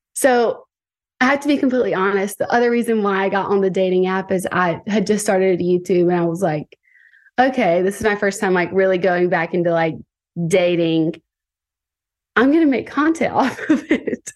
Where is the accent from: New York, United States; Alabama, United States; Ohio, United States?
Alabama, United States; Tuscaloosa; now in Santa Monica, United States; I am twenty-eight years old, and I am from Tuscaloosa, Alabama